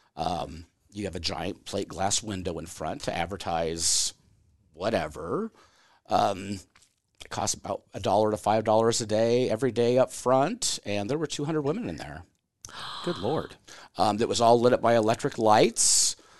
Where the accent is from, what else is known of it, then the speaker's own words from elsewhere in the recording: Glenwood, Iowa, United States; I am from Glenwood, which is, you know, twenty minutes south of Omaha